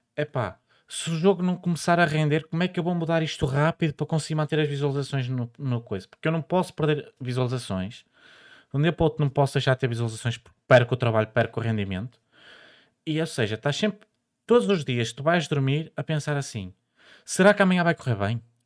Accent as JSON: {"language": "Portuguese", "area": "the North", "region": "Northern Portugal", "country": "Portugal", "said": "eu sou do Norte, eu digo verde"}